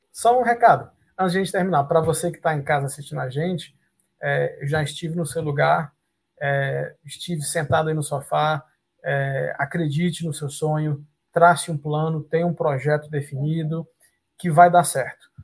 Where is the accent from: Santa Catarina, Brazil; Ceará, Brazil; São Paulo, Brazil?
Ceará, Brazil; Fortaleza; moved away as an adult; now in Canada; eu sou de Fortaleza, no Ceará